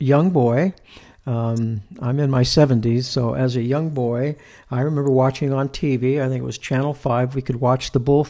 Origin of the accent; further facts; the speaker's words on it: California, United States; being a Californian myself